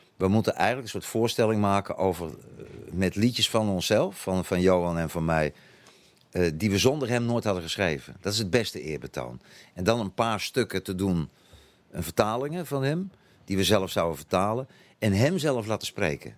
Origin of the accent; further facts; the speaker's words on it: Netherlands; first language Dutch; moved away as an adult; also born or lived in Utrecht / Antwerp / South Africa; now in Belgium; als Nederlander